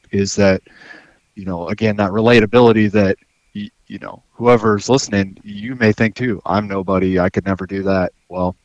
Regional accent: Iowa City area, United States; moved away as an adult; now in Alaska, United States; I was right around the Iowa City area, just south

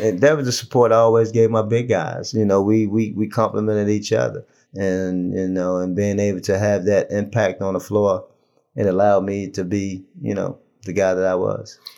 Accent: Baltimore, Maryland, United States; now in Charlotte, United States; Kim and I go back so far, so far back in terms that we grew up in Baltimore.

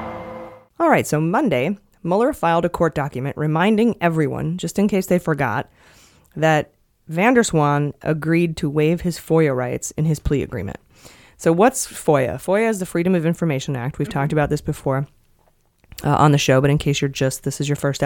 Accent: Ohio, United States; That's, yeah, my home state

